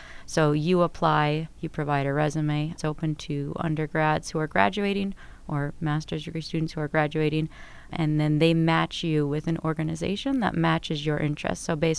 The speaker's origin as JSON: {"language": "English", "region": "California", "country": "United States", "moved": "as an adult", "lives_now": "Minnesota, United States", "said": "I'm actually from California"}